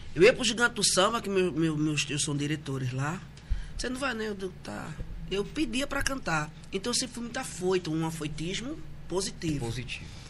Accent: Recife, Pernambuco, Brazil; Eu nasci em Recife, morei, me criei em, em Boa Viagem

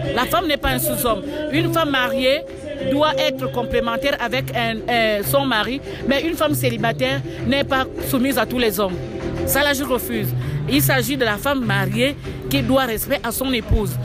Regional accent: Gabon; je suis gabonaise, je reviens du centre de l'Afrique.

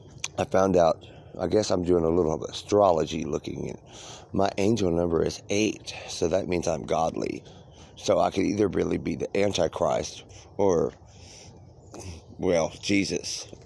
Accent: California, United States; I'm like, "Hi … I am from California.

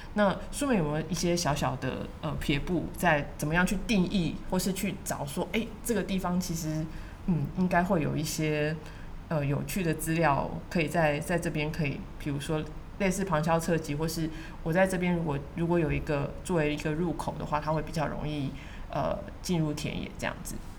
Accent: Taiwan; 他们看到我是台湾来的

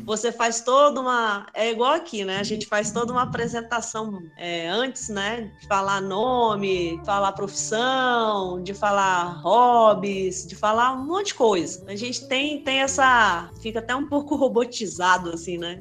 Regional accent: Brasília, Federal District, Brazil; Sou de Brasília, nascida, criada por aqui

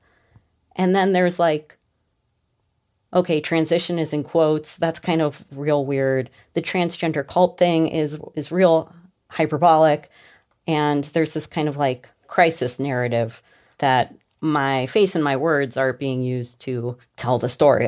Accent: Cleveland, Ohio, United States; I grew up in Cleveland, like the daughter of like a community organizer.

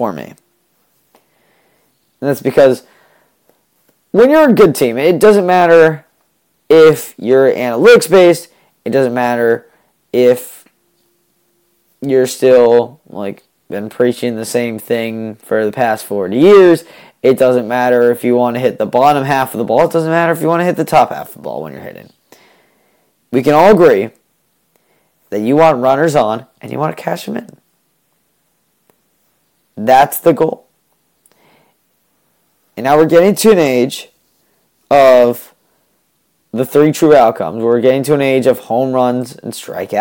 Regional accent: New England, United States; I'm from New England

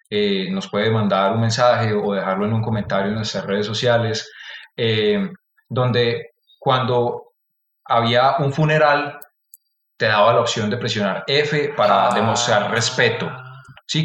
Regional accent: Antioquia, Colombia; accent: paisa; mi acento paisa, que se escucha fuerte

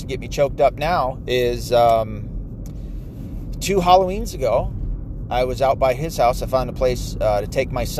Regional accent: Ann Arbor, Michigan, United States; I was raised around Ann Arbor, half raised

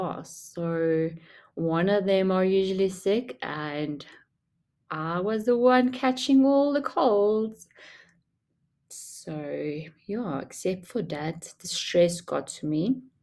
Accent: South Africa; also born or lived in Durban; I didn't grow up in Durban. I grew up in Funabel and just moved a few years to Durban.

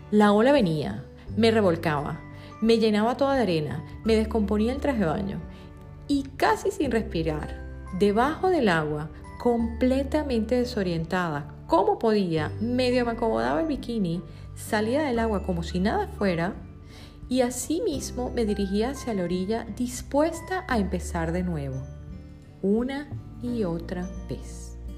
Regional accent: Venezuela; moved away as an adult; Decidí emigrar de mi país natal, Venezuela, con el objetivo de formarme y tener éxito a nivel profesional, tal y como lo hizo mi familia.

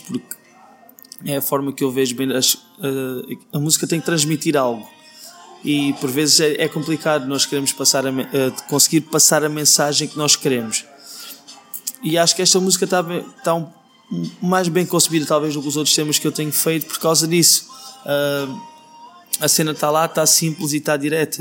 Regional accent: Beja, Alentejo, Portugal; moved away as an adult; also born or lived in Brazil; now in Lisbon, Portugal; Nasci em Beja, depois morei no Brasil, voltei para Beja.

